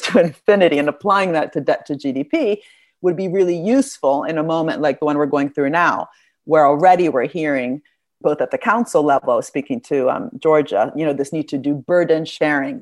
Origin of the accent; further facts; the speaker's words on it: Italy; moved away; I'm from Italy.